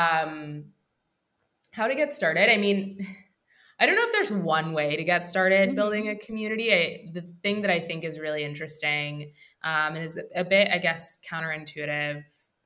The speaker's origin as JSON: {"language": "English", "region": "Maryland", "country": "United States", "moved": "as an adult", "lives_now": "New York, United States", "said": "I'm from the DC area. I'm from Maryland originally, but I've been in New York for about 10 years now."}